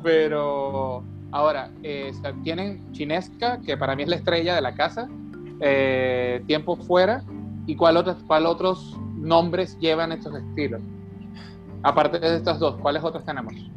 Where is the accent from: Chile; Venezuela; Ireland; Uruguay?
Venezuela; now in Mexicali, Mexico; soy de Venezuela, soy de la costa